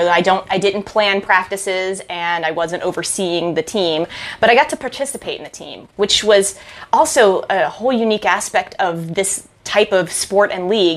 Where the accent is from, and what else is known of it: Frederick, Maryland, United States; also born or lived in Utah